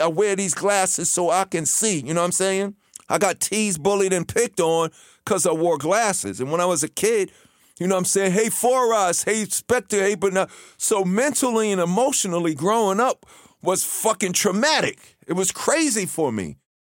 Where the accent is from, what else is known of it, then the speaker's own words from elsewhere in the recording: New York City, New York, United States; when I was a kid growing up in Queens